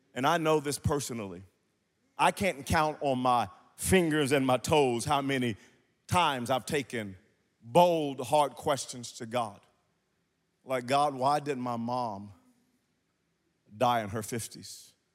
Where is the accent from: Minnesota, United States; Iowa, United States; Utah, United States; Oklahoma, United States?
Oklahoma, United States; Wewoka; I grew up in Wewoka, Oklahoma